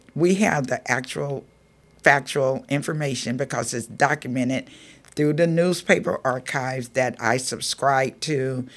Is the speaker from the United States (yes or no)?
yes; Georgia, United States; now in Marin City, United States; growing up in Georgia, it was during the time of segregation